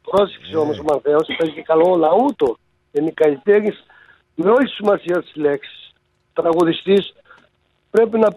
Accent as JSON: {"language": "Greek", "town": "Agrinio", "region": "West Greece", "country": "Greece", "said": "από το Αγρίνιο πλάτωνα, από το Αγρίνιο κατάγομαι."}